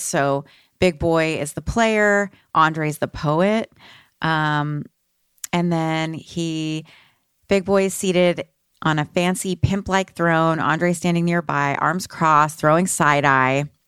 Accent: Texas, United States; moved away as an adult; also born or lived in Austin / Seattle; I'm from Texas

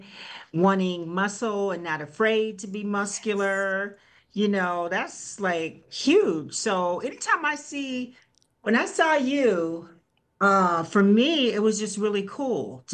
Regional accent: Detroit, Michigan, United States; born and raised in Detroit

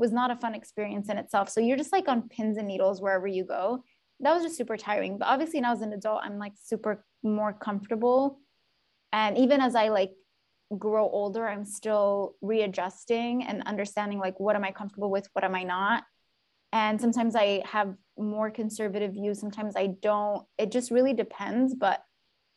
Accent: Yemen; now in United States; growing up in Yemen

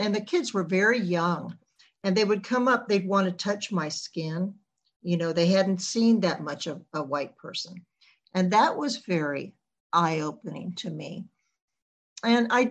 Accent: the Jim Crow South, United States; I grew up in the Jim Crow South back in the 1960s.

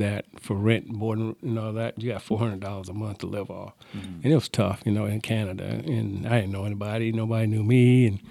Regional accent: Laurens, South Carolina, United States; I grew up in Lawrence, South Carolina. It's a little town about 30 miles south of Greenville, South Carolina, 60 miles north of Columbia. Grew up there until the age of 18

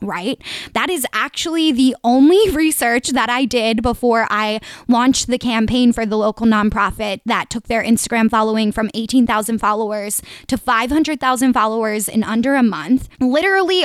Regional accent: Delaware County, greater Philadelphia area, Pennsylvania, United States; accent: Delco; I'm from the greater Philly area, if you guys couldn't tell from my Delco accent

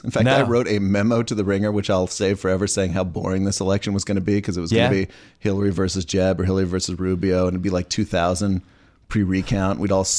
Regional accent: Fort Worth, Texas, United States; Fort Worth.

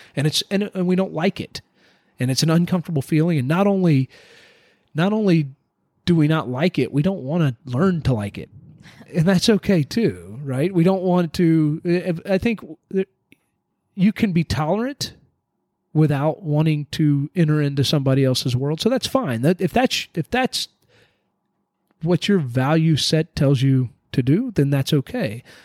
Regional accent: United States; as an American

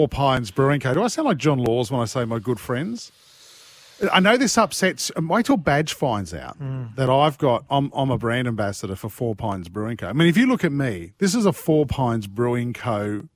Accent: Sydney, New South Wales, Australia; I grew up near Belmore. I grew up in Nuguna, which is not far from Belmore.

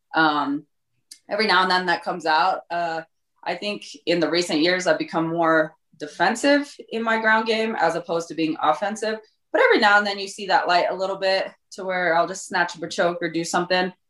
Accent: Colorado, United States; Born and raised in Colorado

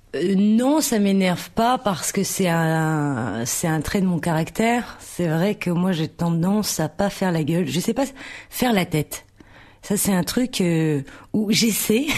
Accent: Tourcoing, Hauts-de-France, France; also born or lived in Roubaix; Donc je suis née à Roubaix. Et je suis, j'ai vécu à Tourcoing.

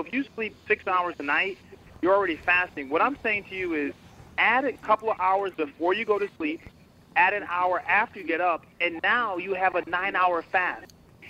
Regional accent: Connecticut, United States; also born or lived in Boston / New York; I actually grew up in Connecticut.

